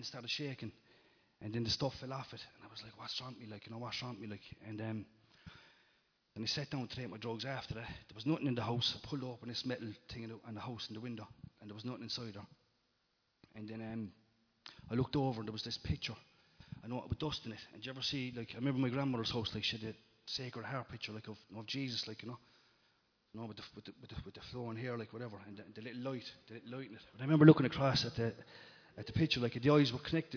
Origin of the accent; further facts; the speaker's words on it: Limerick, Munster, Ireland; when I was growing up in Limerick